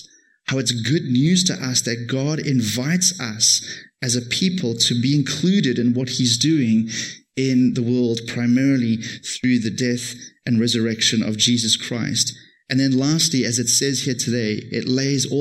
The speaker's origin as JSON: {"language": "English", "town": "Cape Town", "region": "Western Cape", "country": "South Africa", "moved": "as an adult", "lives_now": "Toronto, Canada", "said": "I come from Cape Town."}